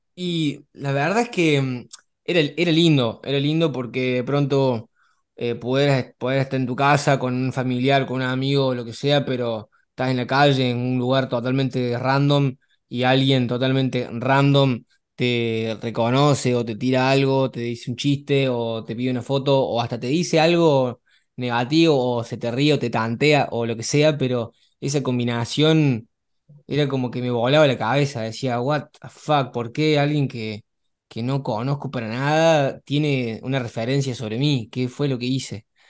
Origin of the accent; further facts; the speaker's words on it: Córdoba, Argentina; moved away as an adult; now in Barcelona, Spain; tengo 23 años, nací en Córdoba, Argentina, eh, bastante cerca tuyo, ahí por la zona de los barrios